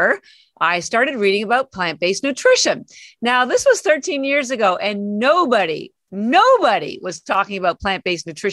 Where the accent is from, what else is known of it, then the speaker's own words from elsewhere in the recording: Canada; moved away as an adult; now in Boston, United States; I live in Boston. I've been here 33 years, but I'm actually Canadian, and all my family's still in Canada